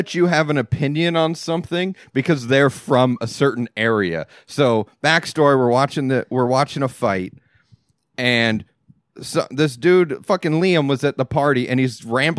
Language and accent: English; Texas, United States; Like, I'm from Texas. Don't talk to me about barbecue.